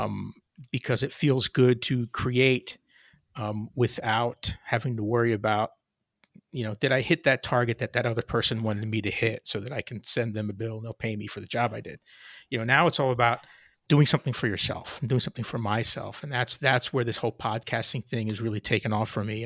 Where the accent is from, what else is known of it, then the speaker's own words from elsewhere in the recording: Hamilton, New Jersey, United States; also born or lived in suburb of Philadelphia, New Jersey; I grew up in a small town in South Jersey called Hamilton